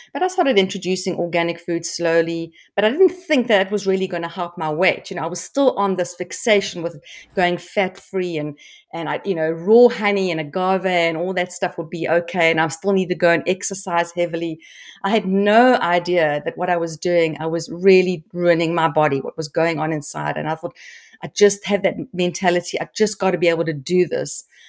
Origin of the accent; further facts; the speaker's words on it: South Africa; I grew up in South Africa